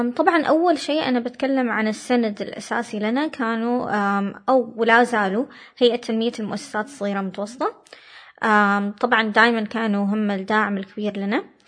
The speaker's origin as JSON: {"language": "Arabic", "country": "Oman", "also_born_or_lived": "United States", "said": "جاوا عمانيين ثانيين"}